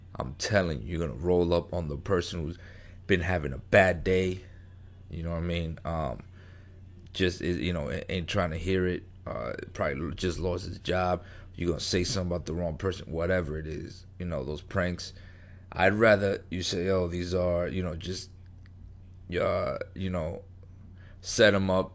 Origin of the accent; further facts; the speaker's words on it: New York, United States; I grew up in New York, grew up in the street